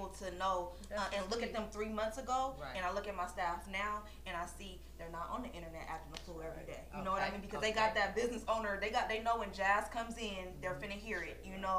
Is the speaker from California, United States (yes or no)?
yes; Oakland, California, United States; So I'm from East Oakland